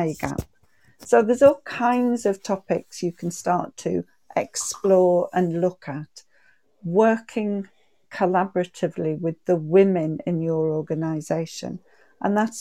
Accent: the North East, North East England, United Kingdom; I'm from the Northeast, and we say shy bairns get nowt.

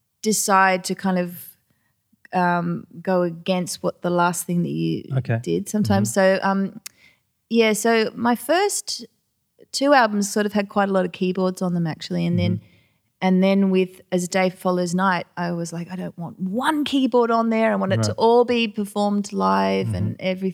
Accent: Australia; accent: Australian; I was like really over-accentuating my Australian accent to the point where I find it painful to listen to.

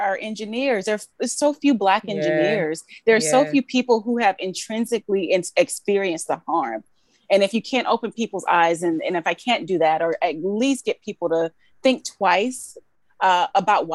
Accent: Georgia, United States; moved away as an adult; also born or lived in Alabama; now in New York, United States; I was born in Alabama, Grew up in Georgia

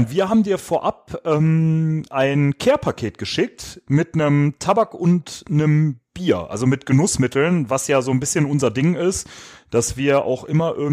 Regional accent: Düsseldorf, North Rhine-Westphalia, Germany; wie einige ja schon mitbekommen haben, kommen wir aus Düsseldorf und da trinkt man bekanntlich Altbier.

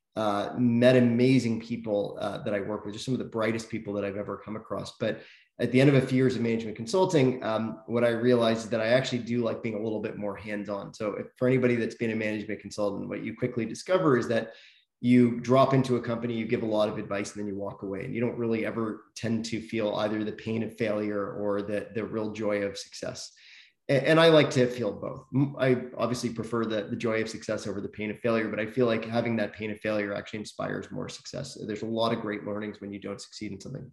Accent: Toronto, Ontario, Canada; also born or lived in South Africa; I grew up in Toronto. Was actually born uh, in South Africa, but didn't uh, live there for very long. Moved here as a, as a baby

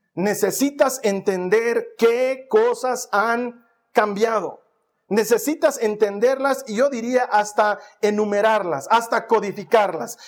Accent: Bolivia; moved away; lo lindo que era la vida en Bolivia

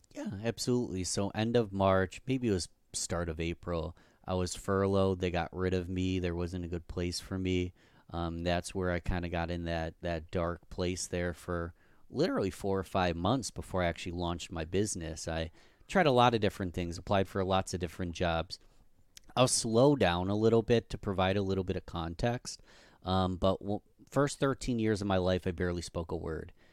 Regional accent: Rochester, New York, United States; my hometown, Rochester, New York

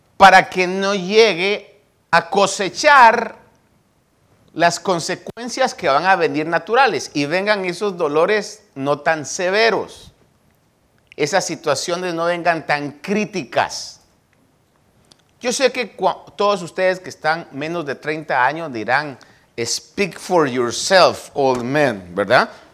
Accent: Guatemala; born or raised there; now in United States

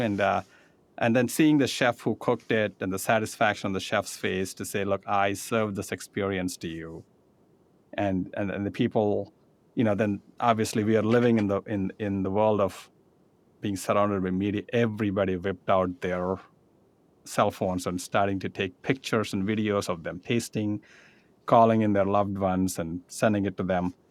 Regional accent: India; moved away; I grew up in India

